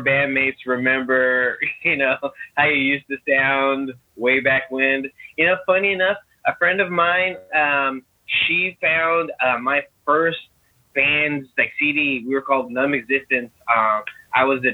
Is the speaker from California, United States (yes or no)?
yes; Long Beach, California, United States; moved away; also born or lived in Oregon; I grew up in Long Beach, California, and we grew up across the street from this youth group place